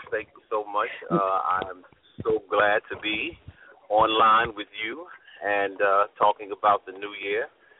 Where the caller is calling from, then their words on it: New York City, New York, United States; I'm calling from Brooklyn.